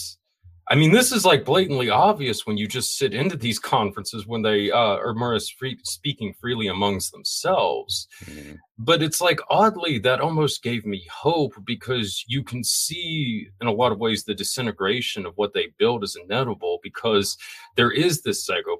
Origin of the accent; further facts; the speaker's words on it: Florida, United States; I'm from Florida